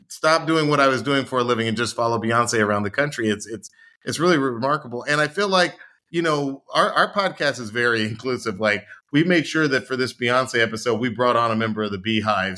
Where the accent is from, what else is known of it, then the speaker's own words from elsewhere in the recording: Atlanta, Georgia, United States; I grew up in Atlanta